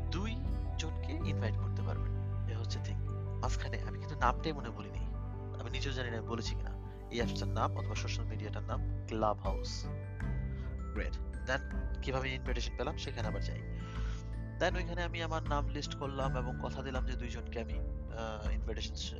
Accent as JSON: {"language": "Bangla", "country": "Bangladesh", "moved": "yes", "lives_now": "Germany", "said": "জার্মানিতে আমি একজন বাংলাদেশি জার্মান প্রবাসী"}